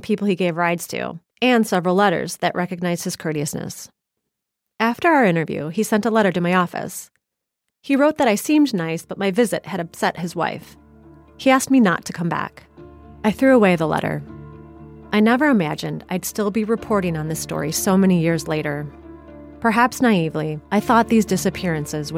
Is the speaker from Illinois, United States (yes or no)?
yes; Ottawa, Illinois, United States; I'm from Ottawa